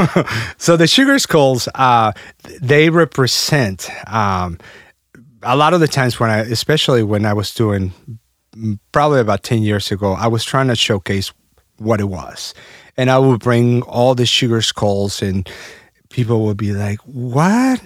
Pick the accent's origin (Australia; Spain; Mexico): Mexico; Mexico City; also born or lived in Alton, Illinois; now in United States; I was uh, born and raised in Mexico City.